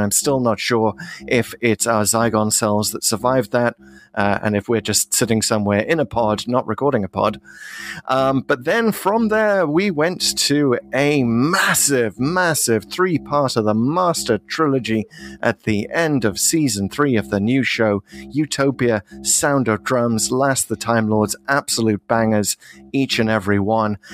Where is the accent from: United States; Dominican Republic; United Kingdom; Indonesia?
United Kingdom; as a Brit.